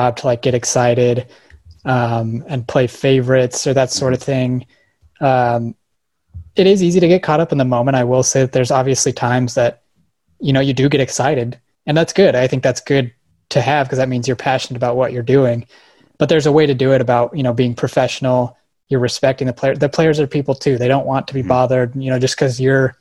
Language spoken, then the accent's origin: English; Colorado, United States; I grew up in Colorado